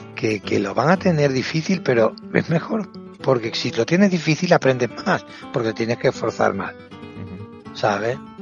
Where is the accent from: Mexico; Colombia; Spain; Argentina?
Spain; Cáceres, Extremadura; moved away as an adult; also born or lived in Brozas; now in Seville, Spain; nací en Cáceres, pero mm, provengo de mi familia proviene de un pueblo muy muy bonito que se llama Brozas